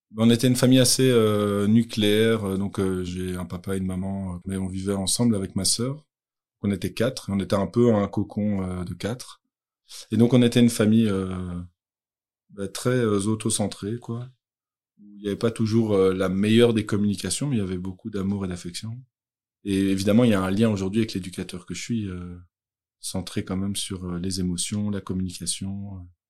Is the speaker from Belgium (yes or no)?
yes; Brussels, Brussels-Capital Region, Belgium; moved away; Je suis originaire de Bruxelles